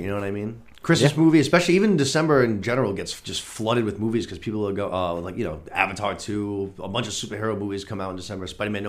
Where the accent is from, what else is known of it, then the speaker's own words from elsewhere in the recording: United States; because we're from America